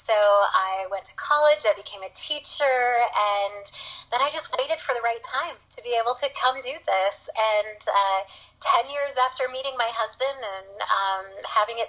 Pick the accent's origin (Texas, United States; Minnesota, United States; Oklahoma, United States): Minnesota, United States; we're from Minnesota